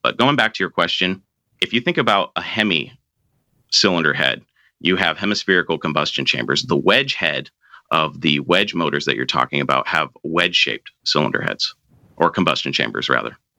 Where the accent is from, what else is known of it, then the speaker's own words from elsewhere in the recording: Seattle, Washington, United States; also born or lived in Marysville, Washington; I grew up in Seattle, Washington, and I currently live about 30 miles north in Marysville.